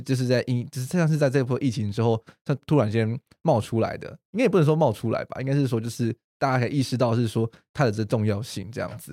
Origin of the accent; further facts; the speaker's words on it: Taiwan; 我们台湾人就还是比较就是害羞内敛一点点